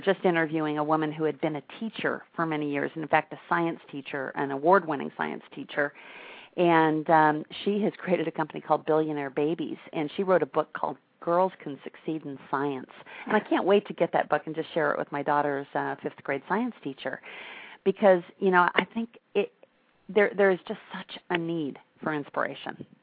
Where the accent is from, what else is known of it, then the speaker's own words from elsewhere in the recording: Wisconsin, United States; now in Tampa, United States; I grew up in Wisconsin